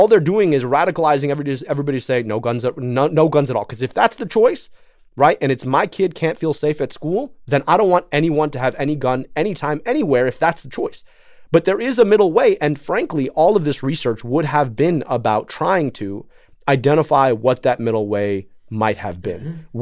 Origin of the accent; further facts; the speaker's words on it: Michigan, United States; I'm from Michigan